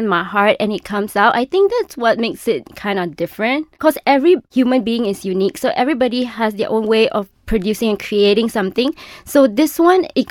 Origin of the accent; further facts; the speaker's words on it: Malaysia; my identity as a Malaysian, as a child of the tropics.